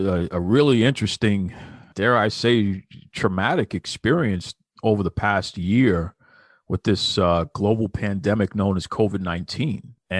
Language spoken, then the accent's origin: English; Jamaica; And I know growing up in Jamaica, people from all over the world live in Jamaica.